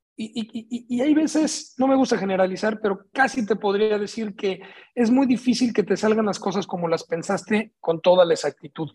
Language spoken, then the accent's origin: Spanish; Mexico City, Mexico; now in Tijuana, Mexico; Yo vengo de la Ciudad de México